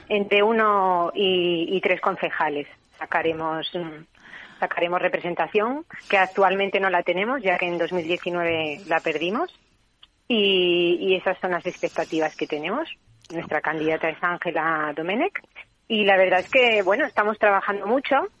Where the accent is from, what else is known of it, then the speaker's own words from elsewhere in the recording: Oviedo, Asturias, Spain; also born or lived in Catalonia; now in Figueres, Spain; yo, además de de vivir en Cataluña, soy asturiana de, de nacimiento. ¿eh? Viví mm, durante toda mi infancia en, Oviedo